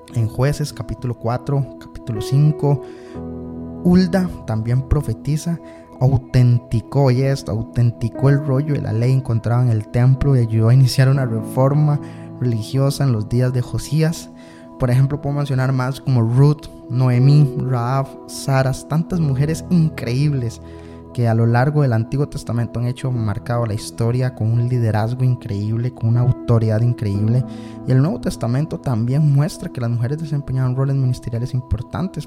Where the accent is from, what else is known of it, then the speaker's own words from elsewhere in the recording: Costa Rica; yo soy de Costa Rica